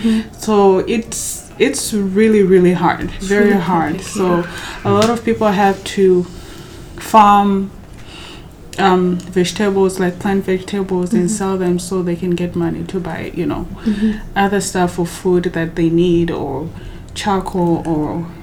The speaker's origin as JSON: {"language": "English", "country": "DR Congo", "also_born_or_lived": "South Africa", "said": "because we are from Congo, yes, but we didn't come straight from Congo to the camp. We came from like South Africa"}